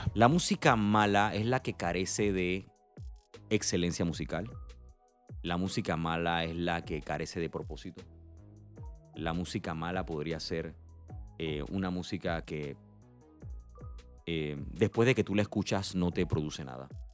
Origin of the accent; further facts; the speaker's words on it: Panama; nosotros como panameños